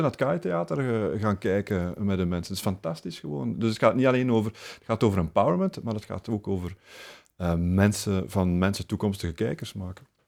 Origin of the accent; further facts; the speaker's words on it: Flemings, Flanders, Belgium; we hebben gewoon ook het voordeel als Vlamingen